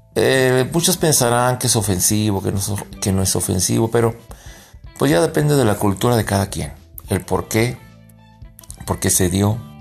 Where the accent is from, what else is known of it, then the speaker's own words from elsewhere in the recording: Mexico; Yo como mexicano